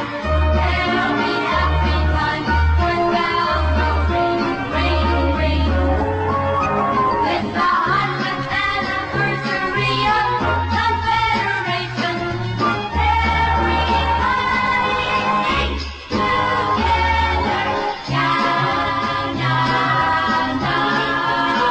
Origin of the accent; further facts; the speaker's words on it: Pittsburgh, Pennsylvania, United States; I'm from Pittsburgh